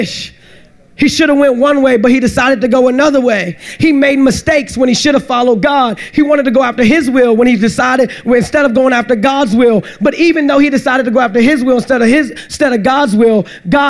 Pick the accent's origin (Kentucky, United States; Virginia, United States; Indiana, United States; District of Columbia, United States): District of Columbia, United States; Washington; I grew up in Washington, D.C. That's where I grew up